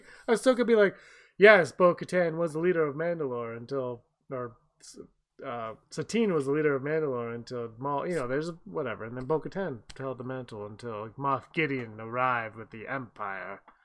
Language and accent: English; Canada; we're Canadian